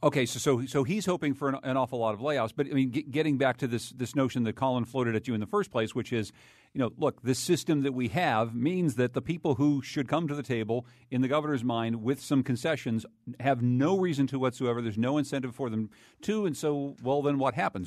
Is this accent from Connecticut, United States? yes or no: yes; Winsted, Connecticut, United States; In Winstead, Connecticut, my hometown